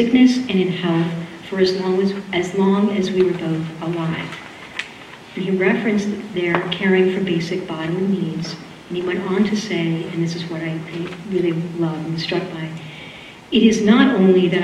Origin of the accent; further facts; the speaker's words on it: Boston, Massachusetts, United States; accent: Boston; that's my Boston accent